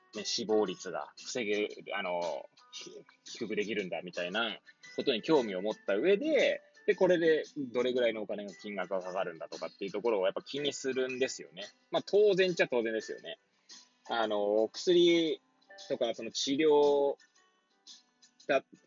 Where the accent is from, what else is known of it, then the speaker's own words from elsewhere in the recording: Hachioji, Tokyo, Japan; moved away as an adult; now in Kamaishi, Japan; 八王子生まれ、八王子育ち、震災の前年より、釜石で働く